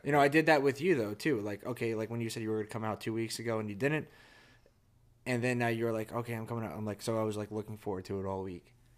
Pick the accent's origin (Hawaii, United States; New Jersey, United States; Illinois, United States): New Jersey, United States; moved away as an adult; New Jersey, my, to my hometown, to the house